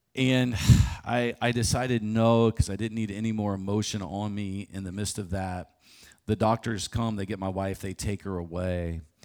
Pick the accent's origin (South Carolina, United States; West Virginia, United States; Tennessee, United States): West Virginia, United States; Morgantown; I get to run a marathon in my hometown